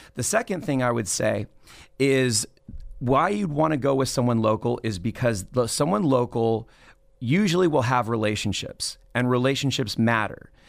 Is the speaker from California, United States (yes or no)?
yes; Los Angeles, California, United States; moved away as an adult; also born or lived in Playa Vista, Los Angeles; now in Fresno, United States; I was born in Tarzana in the San Fernando Valley, and I grew up there